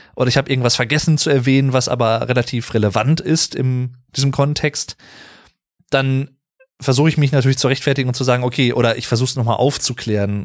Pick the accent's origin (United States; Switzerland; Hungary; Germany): Germany; Sauerland, North Rhine-Westphalia; Ich komme ja aus dem Sauerland, ich bin gebürtiger Sauerländer